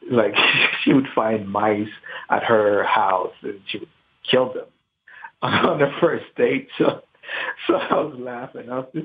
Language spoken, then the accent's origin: English; Haiti; now in Miami, United States; I'm 35. I'm from Haiti.